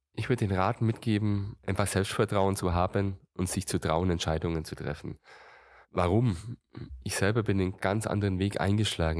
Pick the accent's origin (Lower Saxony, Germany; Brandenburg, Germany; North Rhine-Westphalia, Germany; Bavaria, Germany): Bavaria, Germany; Gundremmingen area; ich war, glaube ich, im Dorfläden schon jetzt in Remsheim, meiner Heimatgemeinde, sehr aktiv